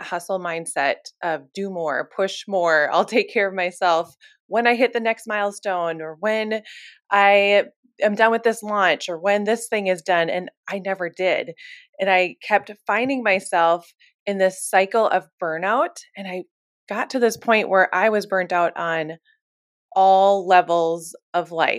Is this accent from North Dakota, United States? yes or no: yes; Fargo, North Dakota, United States; moved away as an adult; also born or lived in Nashville, Tennessee; now in Minneapolis, United States; I am originally from North Dakota. I grew up in Fargo, North Dakota my whole life. But the minute I turned 18, I was out of there.